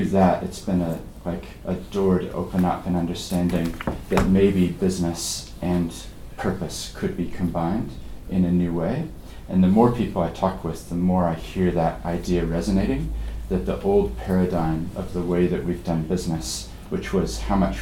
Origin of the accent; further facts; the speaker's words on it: Christchurch, Canterbury, New Zealand; despite my accent, I actually grew up here in Christchurch